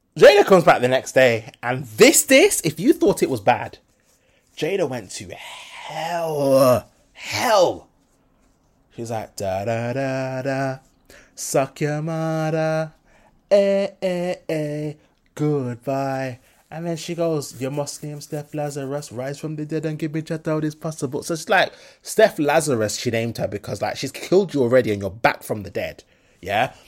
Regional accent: Birmingham, West Midlands, United Kingdom; I'm from Brum.

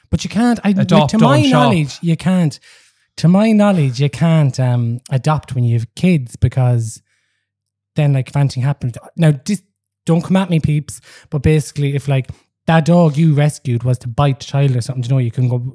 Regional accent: Kinnitty, Offaly, Ireland; I'm from Kinnity.

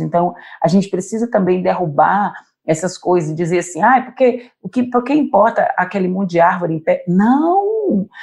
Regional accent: Acre, Brazil; daqui da minha terra

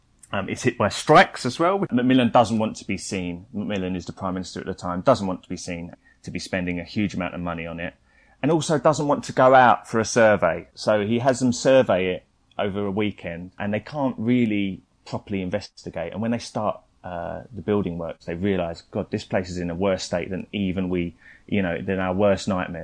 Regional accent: United Kingdom; we're British

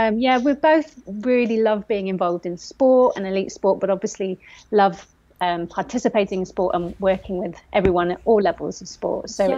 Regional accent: Forest of Dean, South West England, United Kingdom; I grew up in the Forest of Dean, so had trails on the back door

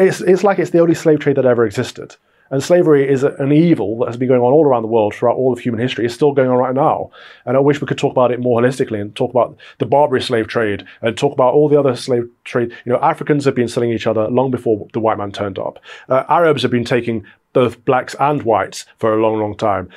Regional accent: United Kingdom; We're all British

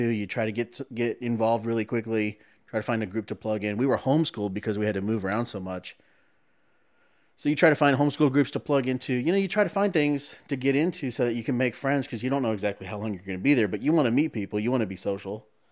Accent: San Antonio, Texas, United States; I was born in San Antonio.

